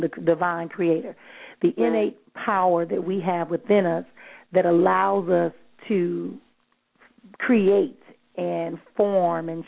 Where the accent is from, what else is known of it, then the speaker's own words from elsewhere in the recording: Milwaukee, Wisconsin, United States; I'm from Milwaukee